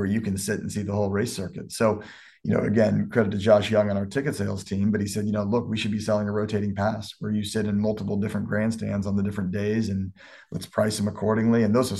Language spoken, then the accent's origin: English; Lawrence, Kansas, United States; also born or lived in Newton, Kansas; now in Miami, United States; I moved to Lawrence when I was 10, which is again, a small town outside of Kansas City, which is where I grew up.